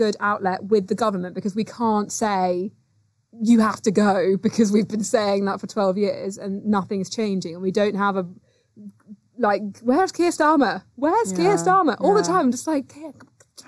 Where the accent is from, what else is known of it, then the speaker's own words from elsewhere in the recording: United Kingdom; being British